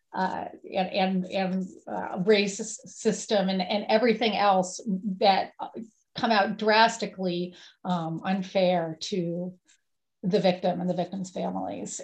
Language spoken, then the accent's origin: English; Woodstock, New York, United States; my hometown on November 5th um, in Woodstock, New York.